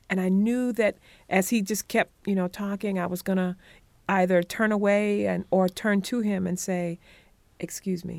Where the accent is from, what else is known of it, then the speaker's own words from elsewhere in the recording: Conway, South Carolina, United States; I was born in Conway, South Carolina, half a mile from the Atlantic Ocean.